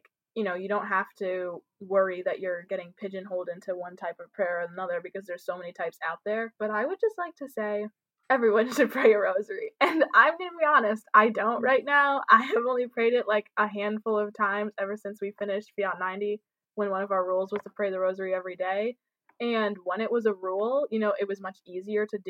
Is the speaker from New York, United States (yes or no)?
yes; New York, United States; I'm from New York and the East Coast, and that's just how we are.